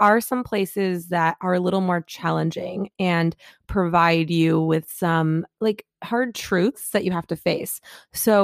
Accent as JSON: {"language": "English", "town": "Detroit", "region": "Michigan", "country": "United States", "moved": "yes", "said": "I'm from Detroit"}